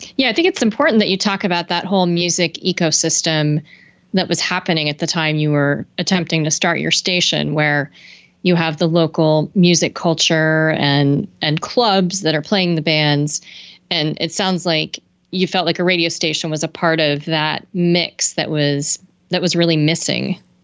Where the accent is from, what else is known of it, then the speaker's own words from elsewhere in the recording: San Francisco Bay Area, California, United States; I grew up in the San Francisco Bay Area